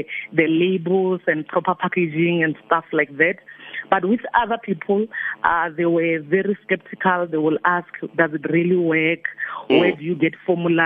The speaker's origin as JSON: {"language": "English", "region": "Limpopo", "country": "South Africa", "also_born_or_lived": "Alberton, Johannesburg", "moved": "yes", "lives_now": "Johannesburg, South Africa", "said": "I'm original from Limpopo"}